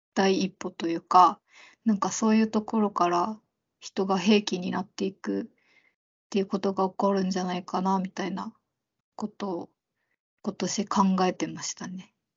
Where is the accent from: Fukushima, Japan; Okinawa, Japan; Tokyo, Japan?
Okinawa, Japan; 沖縄出身なので